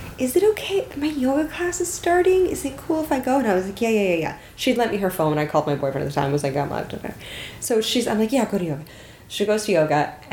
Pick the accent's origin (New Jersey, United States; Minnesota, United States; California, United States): California, United States; the Bay Area; now in Los Angeles, United States; I grew up in the Bay Area.